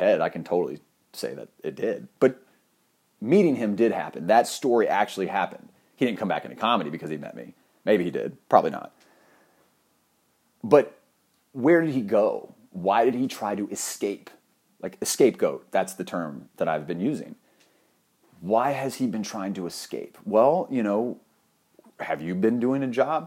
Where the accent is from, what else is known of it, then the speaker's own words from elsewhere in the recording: Ohio, United States; I grew up in Ohio